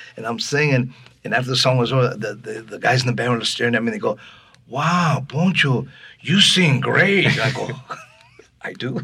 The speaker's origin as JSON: {"language": "English", "town": "Los Angeles", "region": "California", "country": "United States", "tie": "born or raised there", "also_born_or_lived": "Laredo, Texas", "said": "We're from Los Angeles"}